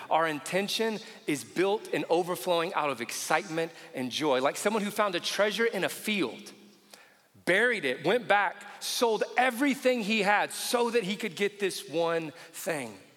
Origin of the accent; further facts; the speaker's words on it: Indiana, United States; I grew up in Indiana